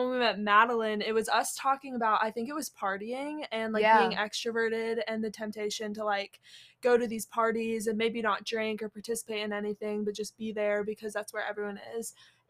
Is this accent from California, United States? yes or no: no; Cary, North Carolina, United States; now in Charlotte, United States; I'm from Cary, North Carolina, and I'm a freshman, and I'm majoring in nursing, pre-nursing.